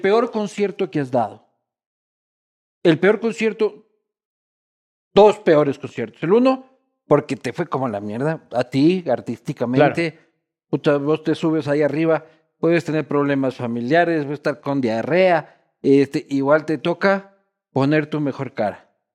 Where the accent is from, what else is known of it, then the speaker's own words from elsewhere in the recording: Quito, Pichincha, Ecuador; yo vivía en Quito, yo nací en Quito